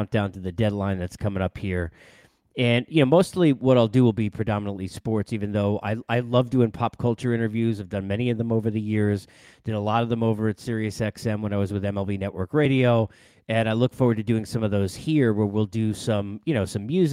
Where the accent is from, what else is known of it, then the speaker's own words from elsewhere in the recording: Massapequa, New York, United States; from Massapequa